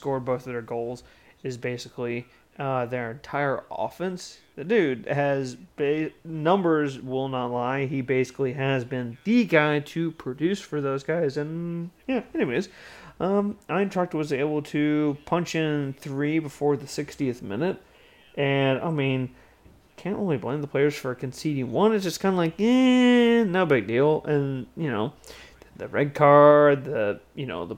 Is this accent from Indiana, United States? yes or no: no; Kansas City, Missouri, United States; in Kansas City, my hometown